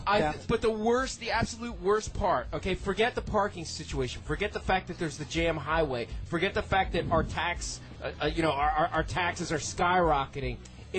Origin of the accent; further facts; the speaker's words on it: Philadelphia, Pennsylvania, United States; I'm from South Philly.